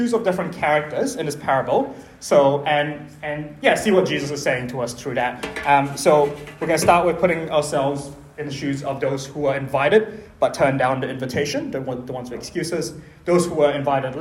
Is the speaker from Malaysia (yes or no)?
yes; Malaysia; in my culture, I'm Chinese Malaysian